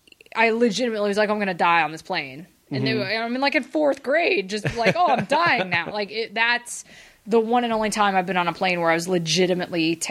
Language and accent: English; Atlanta, Georgia, United States; also born or lived in England; I grew up in Atlanta